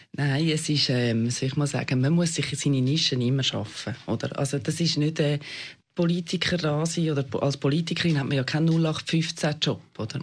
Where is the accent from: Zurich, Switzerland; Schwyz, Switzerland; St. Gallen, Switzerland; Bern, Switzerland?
Zurich, Switzerland; Weisslingen; moved away as an adult; now in Zurich, Switzerland; ich wohne hier in der Stadt Zürich, bin äh, auf dem Land aufgewachsen